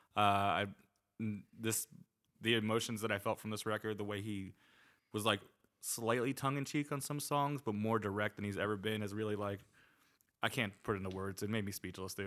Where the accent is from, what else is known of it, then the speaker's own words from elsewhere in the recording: New Jersey, United States; accent: East Coast; I'm from New Jersey